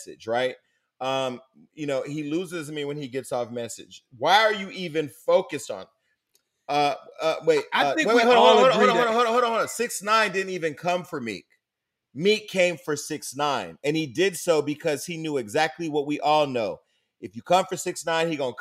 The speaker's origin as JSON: {"language": "English", "town": "Stockton", "region": "California", "country": "United States", "said": "I come from Stockton."}